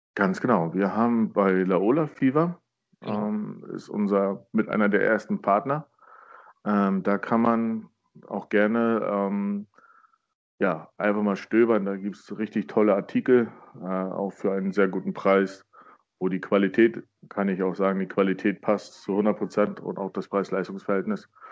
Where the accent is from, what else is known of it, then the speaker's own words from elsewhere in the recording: Burg Stargard, Mecklenburg-Vorpommern, Germany; moved away as an adult; also born or lived in Neubrandenburg; now in Baden-Württemberg, Germany; ich bin in Burgstargard groß geworden